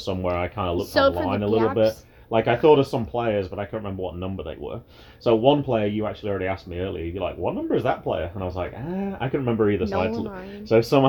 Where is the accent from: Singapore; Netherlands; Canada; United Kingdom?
United Kingdom; moved away; being British